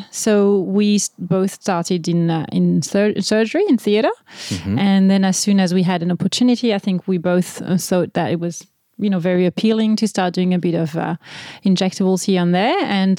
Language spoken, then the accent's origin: English; France; moved away as an adult; now in Australia; I'm French.